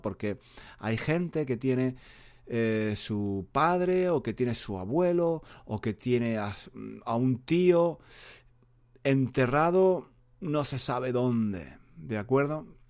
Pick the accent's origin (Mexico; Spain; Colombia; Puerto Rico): Spain; first language Spanish; yo, que, soy español.